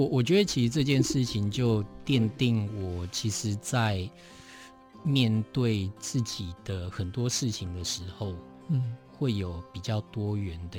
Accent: Taipei, Taiwan; 我在台北长大，

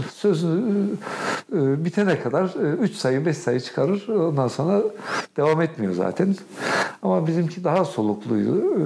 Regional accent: Kahramanmaraş, Turkey; moved away; also born or lived in Osmaniye; Kahramanmaraş'ta çocukluğum, gençliğimin ilk, ilk yılları Maraş'ta geçti.

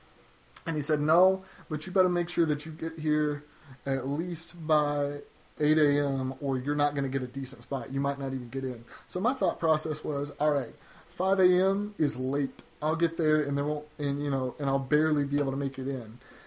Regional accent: Nashville, Tennessee, United States; I'm from Nashville, so I thought, you know what, that would be great.

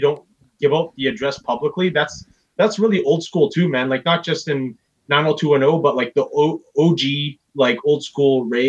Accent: Philippines; Oh, for sure. Like, I'm Filipino, man.

